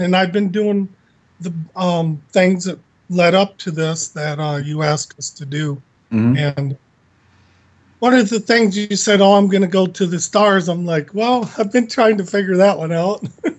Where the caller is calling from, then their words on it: Southwest Florida, United States; Calling from Southwest Florida.